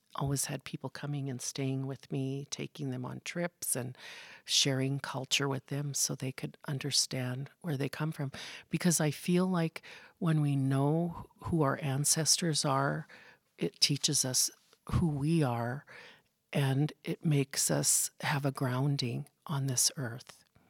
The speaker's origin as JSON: {"language": "English", "town": "Wolf Point", "region": "Montana", "country": "United States", "tie": "born or raised there", "moved": "yes", "said": "I grew up in Wolf Point, Montana."}